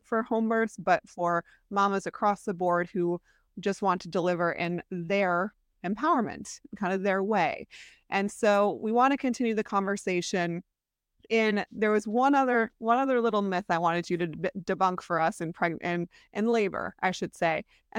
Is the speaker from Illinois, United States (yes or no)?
yes; Chicago, Illinois, United States; accent: Chicago; my original Chicago accent